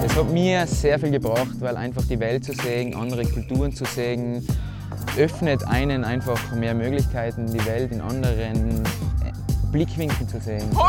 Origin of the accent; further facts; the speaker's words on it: Mayrhofen, Tyrol, Austria; ich bin aus Meierhofen, schön im Zillertal.